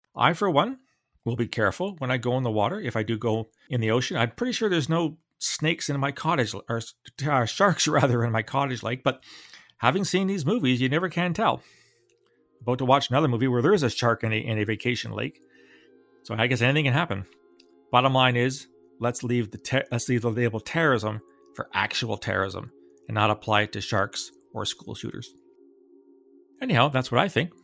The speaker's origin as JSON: {"language": "English", "town": "London", "region": "Ontario", "country": "Canada", "tie": "born or raised there", "said": "I grew up in London, Ontario, in the sixties and early seventies"}